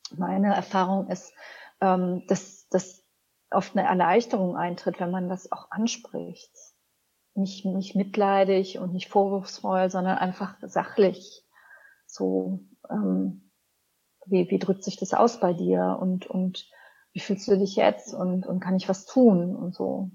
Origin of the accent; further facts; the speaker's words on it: Cologne, North Rhine-Westphalia, Germany; ich bin ja in Köln aufgewachsen